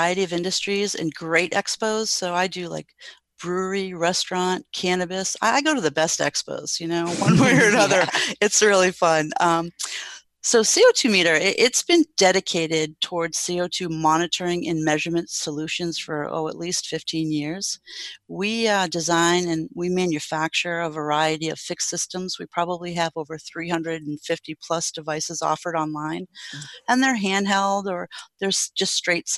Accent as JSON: {"language": "English", "region": "New England", "country": "United States", "tie": "born or raised there", "said": "I grew up in New England and I went to school there"}